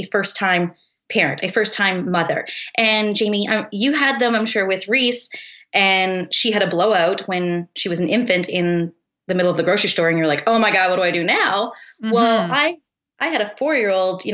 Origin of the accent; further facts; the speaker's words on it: Eastern Canada, Canada; moved away as an adult; now in Kelowna, Canada; we're both actually from Eastern Canada. We both met there actually as teenagers.